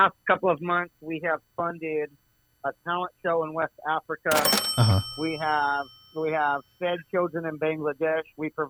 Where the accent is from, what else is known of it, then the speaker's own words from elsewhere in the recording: Syria; now in United States; I was born in Syria. I had to come to the United States and start with nothing.